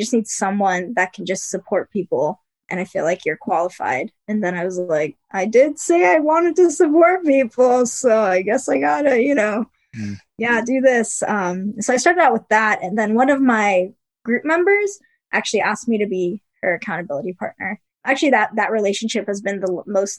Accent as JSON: {"language": "English", "region": "Maryland", "country": "United States", "said": "I'm from Maryland"}